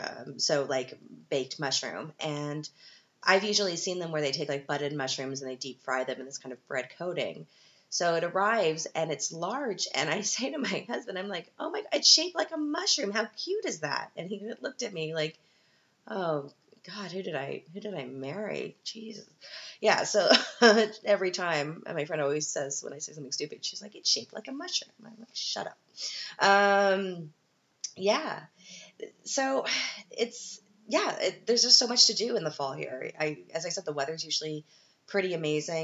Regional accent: Canada; now in Vienna, Austria; as a Canadian

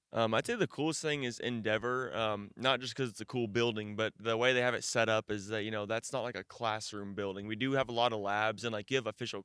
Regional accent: Midlothian, Texas, United States; I'm from Midlothian, Texas.

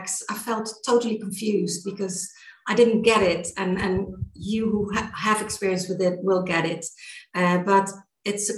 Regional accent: Netherlands; moved away as an adult; now in Granada, Spain; And I'm from Holland, but I came to Spain in 2003.

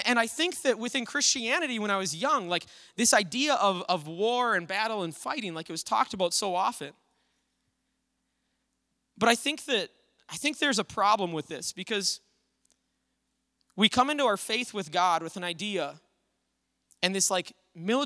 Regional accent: Little Falls, United States; I grew up over in Little Falls

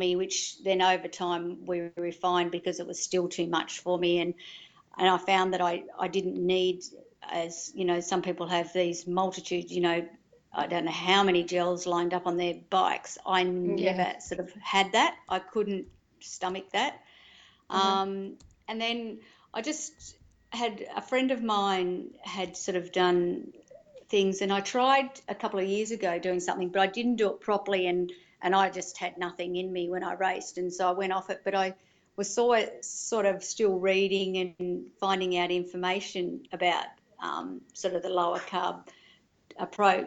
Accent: Melbourne, Victoria, Australia; moved away; also born or lived in Yamba, New South Wales; we grew up in Melbourne and had a holiday house at Torquay

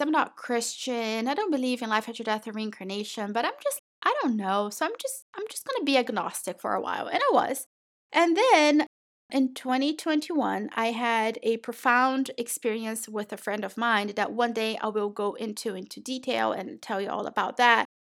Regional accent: Brazil; moved away; I was born and raised in Brazil

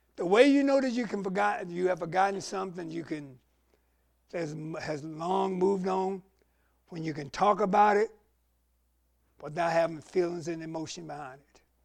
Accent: the Carolinas, United States; we're growing up in the Carolinas

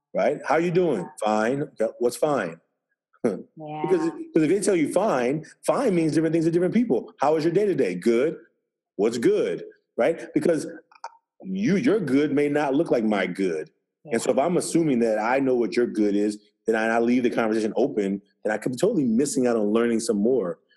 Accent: Oakland, California, United States; I'm from Oakland, California. Um, I was raised by a single mother

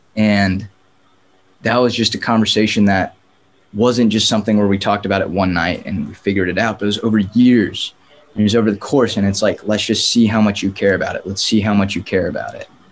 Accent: San Diego, California, United States; moved away as an adult; now in Los Angeles, United States; born and raised in San Diego, but uh, now I'm living in Los Angeles

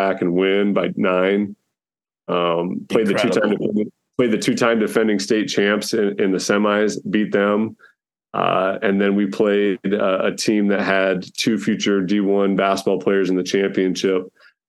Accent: Iowa, United States; born or raised there; also born or lived in Fort Dodge, Iowa / Fairmont / Glenwood, Iowa

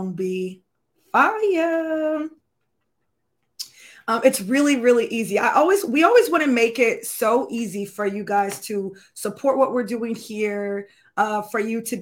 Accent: Florida, United States; I'm from Florida

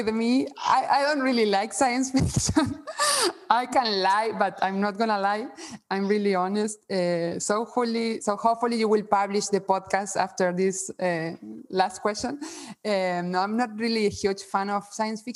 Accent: Argentina; moved away; also born or lived in Spain; I'm also from Spain. I have both citizenships, mm-hmm. but I was born in Argentina

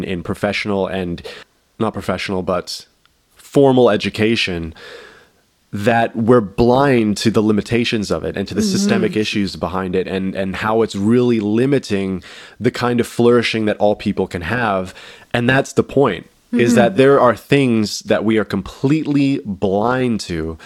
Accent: Canada; as a Canadian

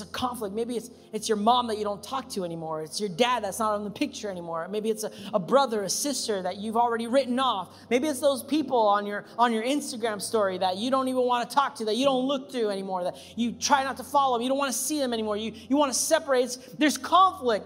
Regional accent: Anaheim, California, United States; I'm from Anaheim

